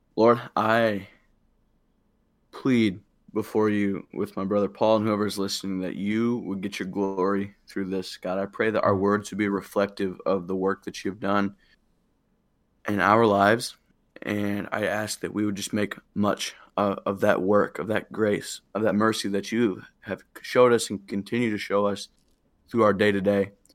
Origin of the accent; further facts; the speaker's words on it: Illinois, United States; I'm home now from Springfield. I'm in Illinois and loving that, getting to see my family.